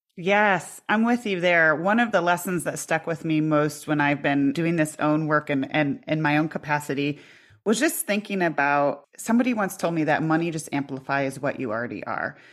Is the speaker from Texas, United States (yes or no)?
no; Iowa, United States; I grew up in Iowa